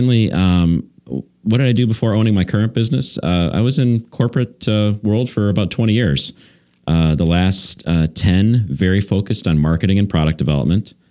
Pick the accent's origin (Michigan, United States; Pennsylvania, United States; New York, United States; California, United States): Michigan, United States; just south of Detroit; moved away as an adult; now in Brookfield, United States; I grew up just south of Detroit